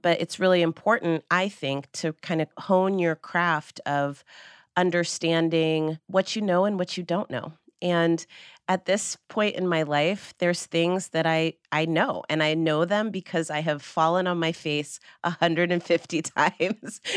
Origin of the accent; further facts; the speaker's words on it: Marin County, California, United States; Marin County, which is where I grew up.